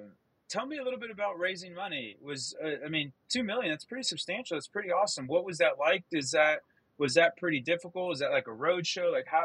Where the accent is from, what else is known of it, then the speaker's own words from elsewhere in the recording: Midwest, United States; I'm from the Midwest. Okay, the Midwest is not fashionable.